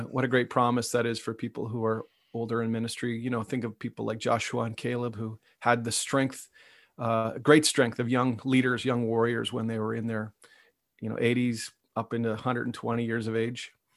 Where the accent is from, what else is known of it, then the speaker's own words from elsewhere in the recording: Ottawa, Ontario, Canada; I, I grew up in Ottawa